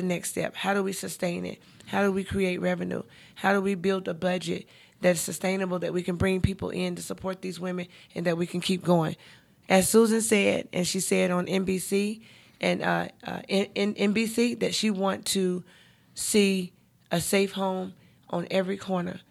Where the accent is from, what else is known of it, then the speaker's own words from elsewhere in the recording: Charlotte, North Carolina, United States; I'm born and raised in Charlotte